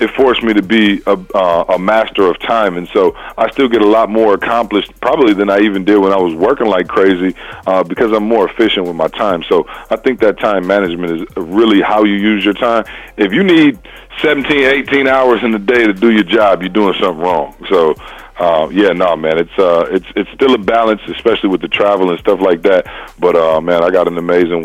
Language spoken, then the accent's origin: English; Lansing, Michigan, United States; now in Missouri, United States; Born and raised in Lansing, Michigan, home of the Spartans